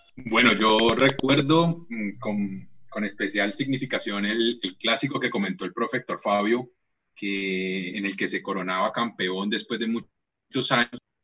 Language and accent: Spanish; Cartago, Valle del Cauca, Colombia; now in Cali, Colombia; yo nací en Cartago